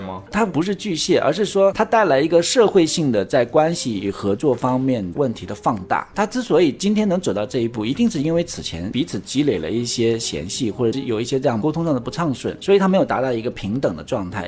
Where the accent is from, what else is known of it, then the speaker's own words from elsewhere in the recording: China; 我们中国人